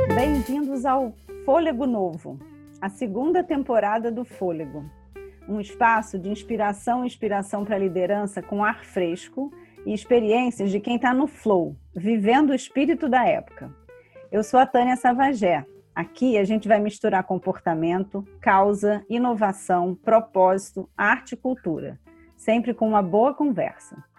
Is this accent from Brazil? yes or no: yes; Rio de Janeiro, Brazil; eu sou carioca